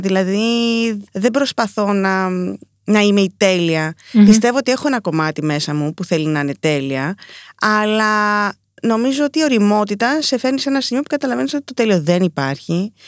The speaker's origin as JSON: {"language": "Greek", "town": "Nicosia", "country": "Cyprus", "tie": "born or raised there", "said": "μεγαλώσαμε στη Λευκοσία, στην Κύπρο"}